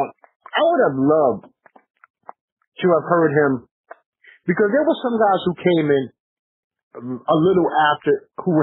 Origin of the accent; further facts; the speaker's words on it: New York, United States; I'm from New York